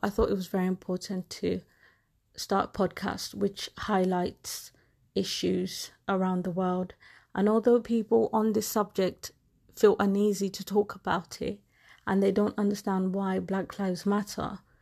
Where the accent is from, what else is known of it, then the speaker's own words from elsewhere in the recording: England, United Kingdom; I am a black woman, and I have grown up in England